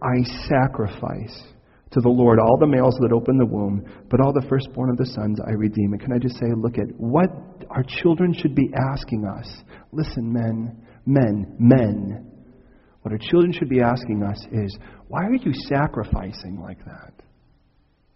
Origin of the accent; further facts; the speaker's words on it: United States; I'm American